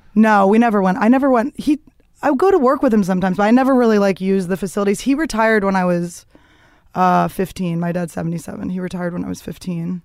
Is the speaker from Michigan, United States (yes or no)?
no; Philadelphia, Pennsylvania, United States; I grew up in the suburbs of Philadelphia